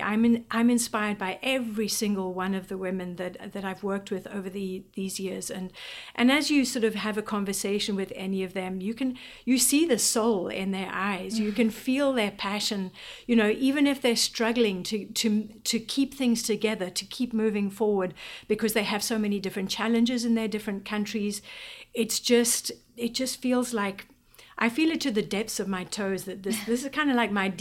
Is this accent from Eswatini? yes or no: yes; Eswatini; moved away as an adult; now in Washington D.C., United States; I was born in Swaziland, so I've lived there the majority of my life.